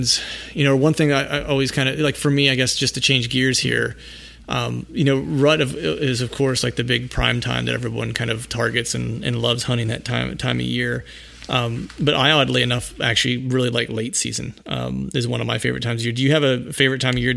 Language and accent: English; Pennsylvania, United States; born or raised there